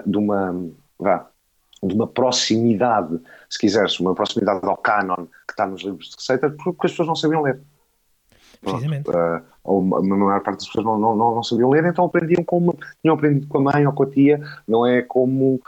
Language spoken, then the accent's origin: Portuguese; Portugal; como português